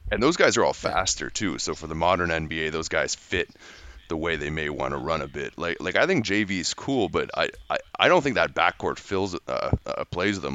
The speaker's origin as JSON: {"language": "English", "country": "Canada", "said": "being a Canadian guy"}